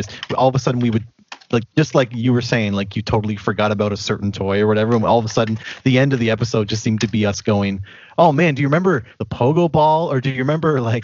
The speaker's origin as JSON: {"language": "English", "country": "Canada", "said": "being a Canadian"}